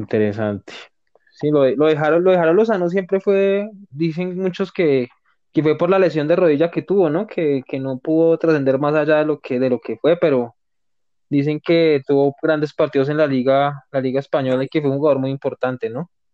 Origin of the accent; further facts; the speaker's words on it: Colombia; como colombianos